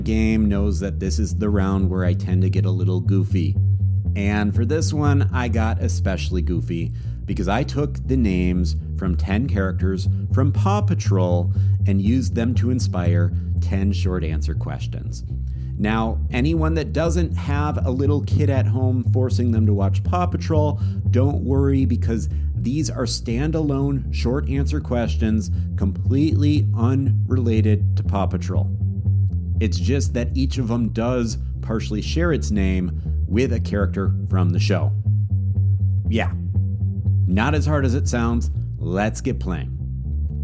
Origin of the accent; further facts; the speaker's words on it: Wisconsin, United States; now in Minnesota, United States; Wisconsin, my home state